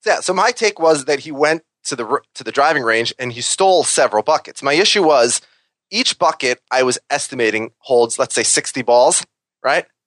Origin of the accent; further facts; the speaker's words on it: Minnesota, United States; now in New York, United States; I'm from Minnesota, and I'm the only one who actually lives in New York